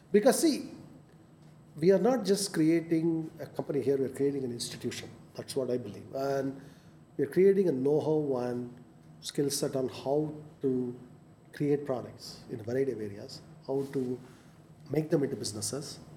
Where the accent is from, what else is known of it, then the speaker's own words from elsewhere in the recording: India; I mean, we are Indian. I mean, we are here.